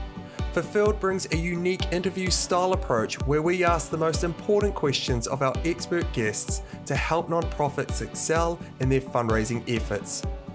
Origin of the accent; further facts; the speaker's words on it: New Zealand; as a New Zealander, it's refreshing to finally talk with someone doing fundraising in New Zealand.